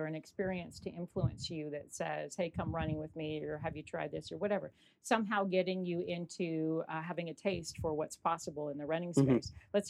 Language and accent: English; England, United Kingdom; I'm English as well, so I know, you know, I have a lot of relatives there still and spread all over Europe now